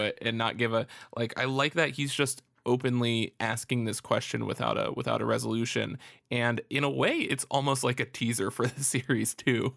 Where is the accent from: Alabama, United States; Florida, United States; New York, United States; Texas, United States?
Florida, United States; I'm from Florida